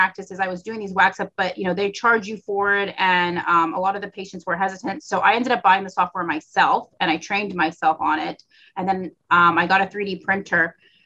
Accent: Florida, United States; also born or lived in Tennessee; I'm from Florida

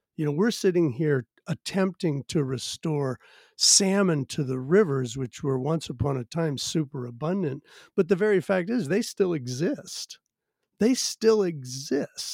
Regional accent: Virginia, United States; now in Washington, United States; I'm actually originally from Virginia and grew up on the edge of the the suburbs

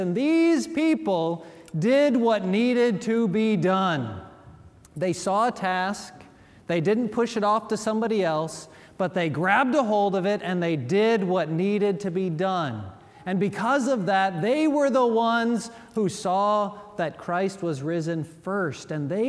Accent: Gary, Indiana, United States; now in Memphis, United States; I grew up in Gary, Indiana, right across the lake from Lake Michigan

